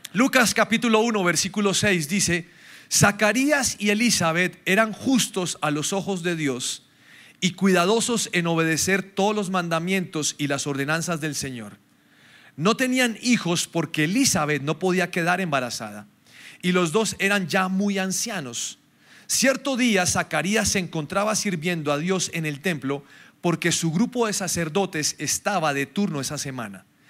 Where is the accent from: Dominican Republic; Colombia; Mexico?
Colombia; Nosotros somos muy colombianos